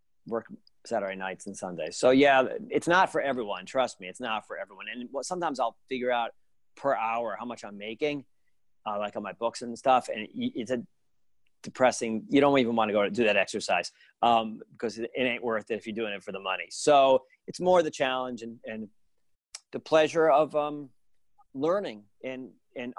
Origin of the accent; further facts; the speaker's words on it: Providence, Rhode Island, United States; now in New Jersey, United States; I grew up in Providence, Rhode Island. I live in New Jersey